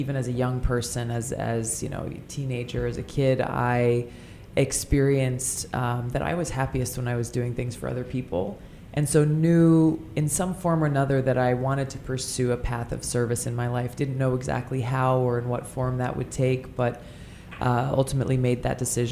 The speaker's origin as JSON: {"language": "English", "region": "Hawaii", "country": "United States", "tie": "born or raised there", "said": "Growing up in Hawaii, the culture that we're surrounded by is one where we are taught to be custodians of our home"}